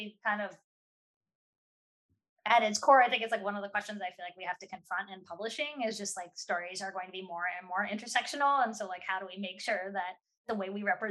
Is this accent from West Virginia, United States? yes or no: yes; West Virginia, United States; my friends who I grew up with in West Virginia